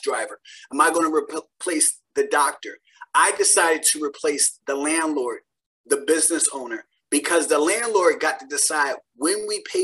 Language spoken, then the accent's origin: English; Philadelphia, Pennsylvania, United States; I grew up in Philadelphia with 6 siblings and a single parent household